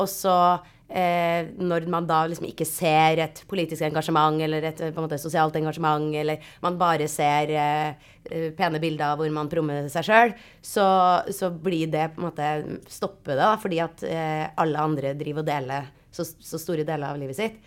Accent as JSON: {"language": "Norwegian", "town": "Trondheim", "region": "Trøndelag", "country": "Norway", "said": "jeg er jo også fra Trondheim"}